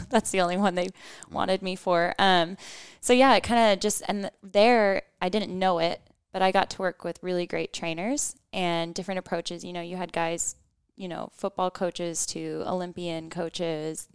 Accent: United States; we're American

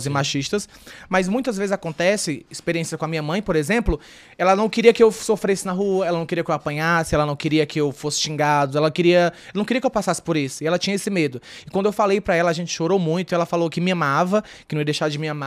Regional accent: Northeast Region, Brazil; Assim, é como eu falei, né, eu vim do Nordeste, o Nordeste tem um pouco mais esse lance do da, da mente fechada

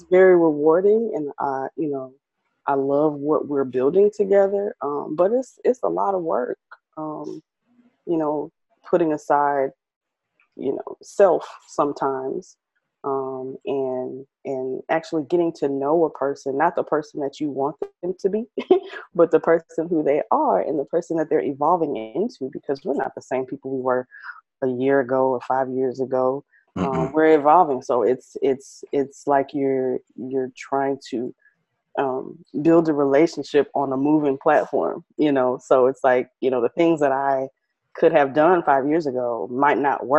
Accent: Midwest, United States; also born or lived in Connecticut / Rhode Island / Kansas / Milwaukee; So I was born in Connecticut, but we moved around. Like, so I lived in Connecticut, Rhode Island. I lived in a little town called Coffeyville, Kansas. I've lived in Kansas City. I've lived in Milwaukee. I've lived in Evanston, Illinois, Chicago. So I'm from, I'm a Midwest girl

